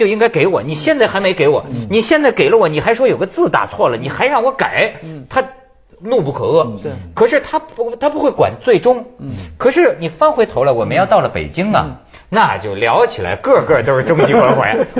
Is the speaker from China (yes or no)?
yes; China; 他们也很烦我们大陆人